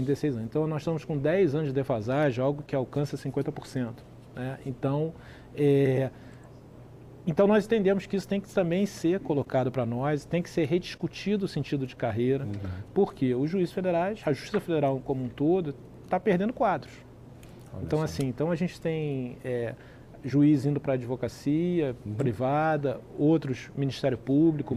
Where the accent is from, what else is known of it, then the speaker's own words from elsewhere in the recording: Rio de Janeiro, Brazil; eu sou do Rio de Janeiro